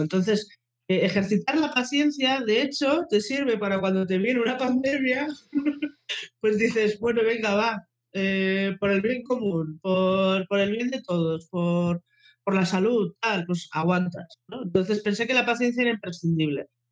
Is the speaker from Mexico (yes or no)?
no; Bilbao, Basque Country, Spain; soy de Bilbao